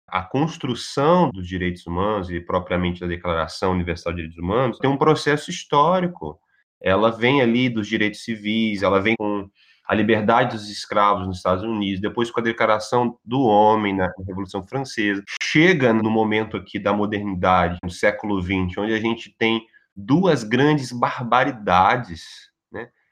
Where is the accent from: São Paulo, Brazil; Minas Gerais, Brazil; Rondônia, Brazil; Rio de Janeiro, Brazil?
Rio de Janeiro, Brazil; Volta Redonda; now in Rio de Janeiro, Brazil; eu sou do interior do estado, de Volta Redonda. Na verdade, eu sou fluminense, mas já vivo aqui no Rio de Janeiro como carioca há uns 10 anos